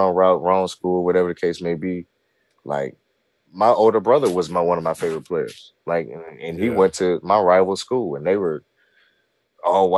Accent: Vinita Park, Missouri, United States; I grew up in Vernita Park, which is U City, Normandy District

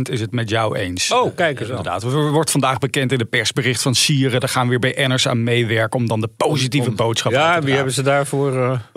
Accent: Amsterdam, North Holland, Netherlands; now in Gelderland, Netherlands; Ik woon 16 eh, jaar in Gelderland, want ik ben een geboren en getogen Amsterdammer.

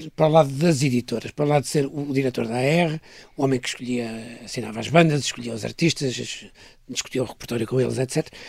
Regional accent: Porto, Norte, Portugal; eu sou do Norte, sou do Porto, nasci no Porto

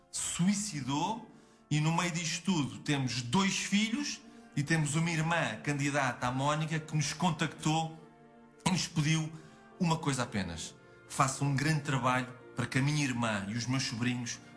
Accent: Lisbon, Portugal; para não me cheira a nada porque eu sou de Lisboa?

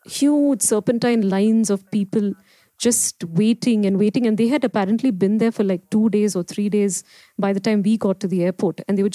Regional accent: India; So Bombay was the closest to my hometown.

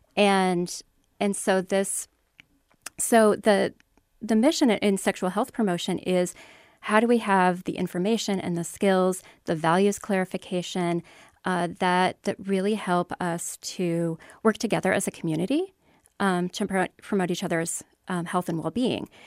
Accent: Iowa, United States; born and raised in Iowa

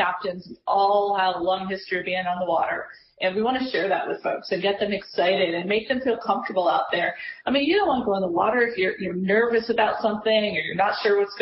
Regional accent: Connecticut, United States; moved away; I grew up actually in Connecticut

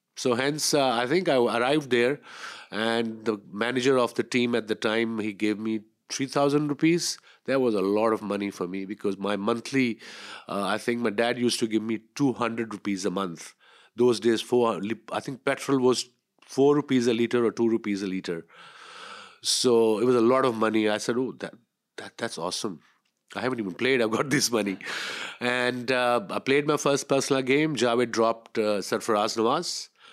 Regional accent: Punjab, Pakistan; we grew up on Bollywood. In Pakistan, there used to be one black and white channel, and we used to get, I think in Punjab, we used to get their songs

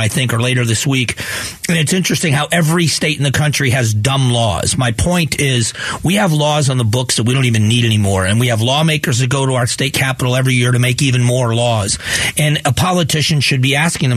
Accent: Southwest Florida, United States; now in Arizona, United States; I grew up in Southwest Florida.

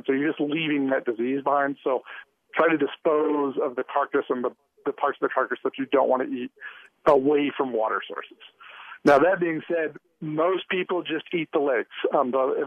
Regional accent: Missouri, United States; now in Utah, United States; I grew up in Missouri, where frogging is a big deal in frog season

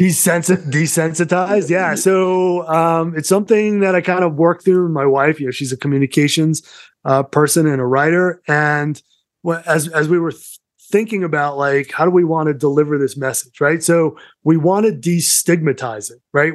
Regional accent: Somerset, Massachusetts, United States; accent: Massachusetts; moved away as an adult; also born or lived in New York City; now in Colorado, United States; I grew up in Somerset

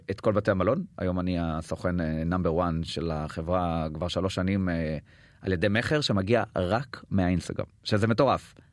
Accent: Israel; אני בא מישראל

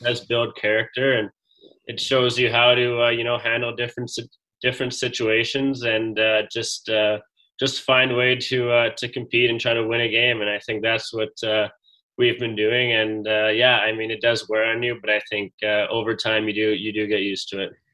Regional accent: Edmonton, Alberta, Canada; growing up in Edmonton, I got a chance to watch uh, the Oil Kings

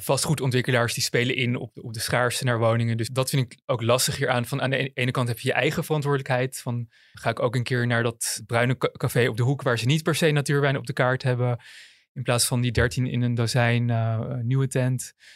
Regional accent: Amsterdam, North Holland, Netherlands; geboren en getogen Amsterdammer

